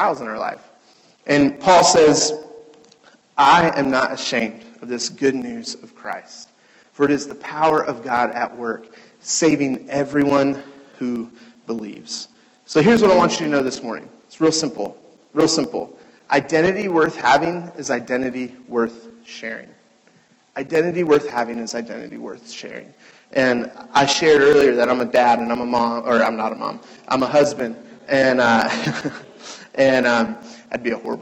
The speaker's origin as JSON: {"language": "English", "town": "Cincinnati", "region": "Ohio", "country": "United States", "tie": "born or raised there", "moved": "yes", "lives_now": "Chicago, United States", "said": "I was born in Cincinnati."}